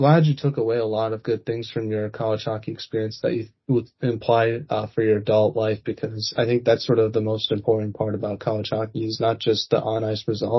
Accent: Boston, Massachusetts, United States; We're also from Boston, too

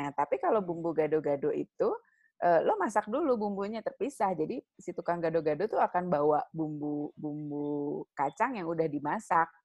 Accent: Lampung, Indonesia; Gue tuh waktu kecil di Lampung gue sering makan lotek

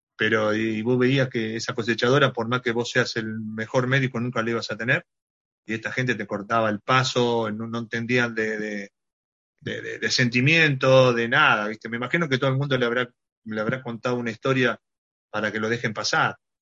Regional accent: Cruz Alta, Córdoba, Argentina; now in Ibiza, Spain; Cruz Alta, Cruz Alta es el sur de Córdoba, está a 120 kilómetros de Rosario

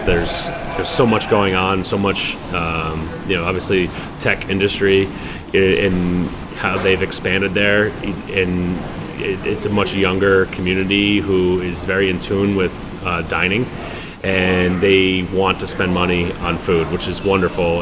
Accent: Bristol, Rhode Island, United States; moved away as an adult; also born or lived in New York; I'm from Bristol. I'm born on Narragansett Bay

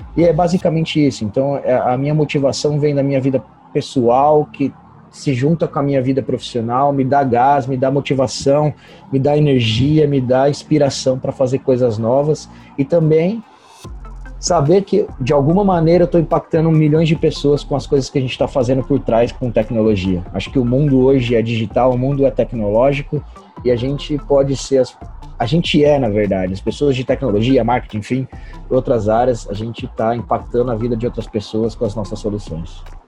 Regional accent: Birigui, São Paulo, Brazil; moved away; sou natural de uma cidade de, de Birigui, que se chama Birigui, é, interior de São Paulo

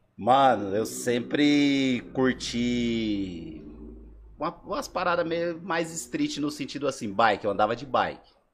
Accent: Sumaré, São Paulo, Brazil; also born or lived in Alagoas; Sou de Sumaré, não sou de Campinas

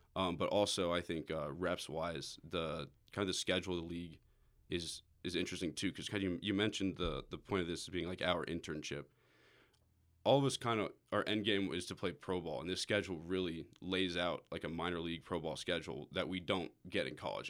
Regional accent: Atlanta, Georgia, United States; I'm a right-handed pitcher from Atlanta, Georgia.

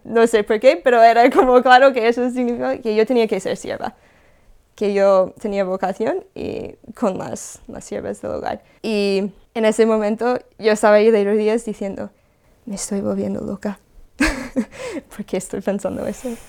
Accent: California, United States; moved away; Yo soy de Estados Unidos, de California.

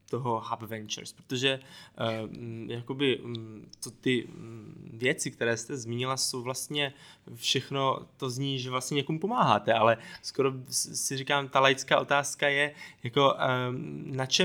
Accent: Moravia, Czechia; jsem z Moravy

